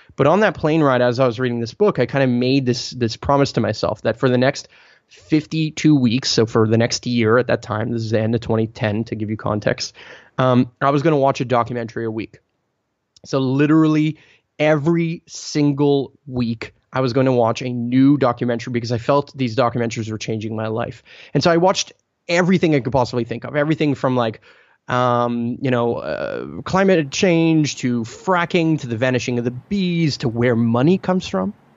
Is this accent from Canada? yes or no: yes; Montreal, Quebec, Canada; born or raised there; first language Italian; English is a second language